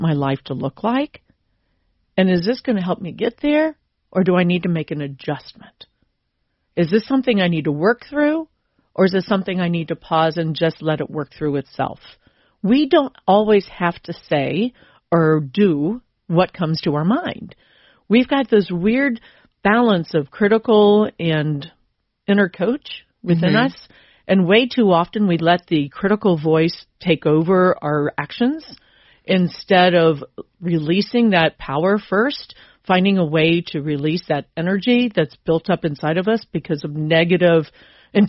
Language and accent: English; Cincinnati, Ohio, United States; also born or lived in Sharonville / Milford / Eastgate / Northern Kentucky; Cincinnati, born and raised